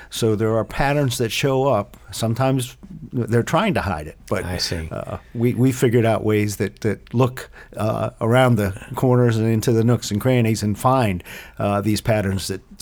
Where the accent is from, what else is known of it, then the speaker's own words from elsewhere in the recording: Eastern Ohio, United States; I grew up in o- um, Eastern Ohio, uh, right across the river from Pittsburgh, a steel town. Um, and uh, mom and dad uh, grew up there as, as, well.